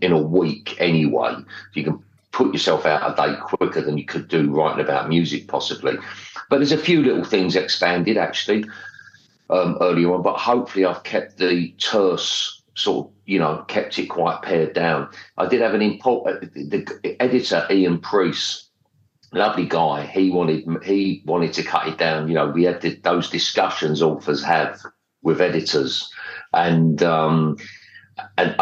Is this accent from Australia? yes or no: no; London, United Kingdom; I grew up in Stepney E1.